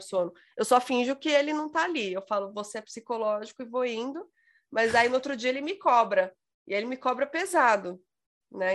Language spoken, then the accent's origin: Portuguese; São Paulo, Brazil; eu sou paulista